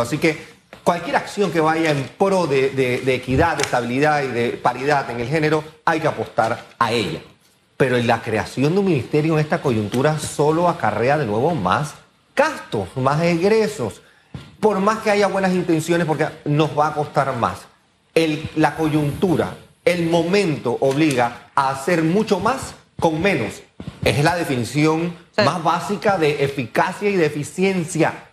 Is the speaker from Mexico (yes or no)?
no; Panama